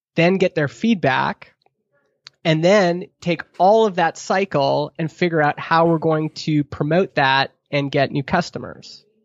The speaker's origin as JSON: {"language": "English", "region": "Alberta", "country": "Canada", "tie": "born or raised there", "also_born_or_lived": "Stony Plain, Alberta", "moved": "as an adult", "lives_now": "Vernon, Canada", "said": "as a Alberta kid"}